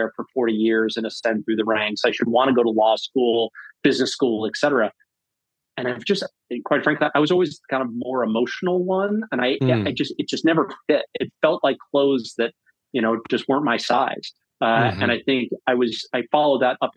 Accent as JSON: {"language": "English", "area": "North Shore of Long Island", "region": "New York", "country": "United States", "tie": "born or raised there", "also_born_or_lived": "Birmingham, Alabama", "moved": "yes", "lives_now": "Massachusetts, United States", "said": "I grew up on the North Shore of Long Island"}